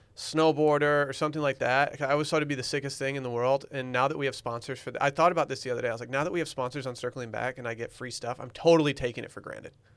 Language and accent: English; United States; I'm American